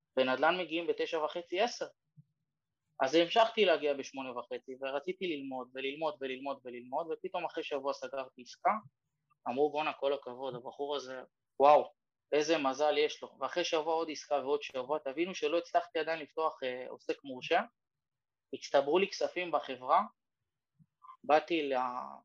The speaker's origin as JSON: {"language": "Hebrew", "country": "Israel", "said": "אנחנו בתור ישראלים"}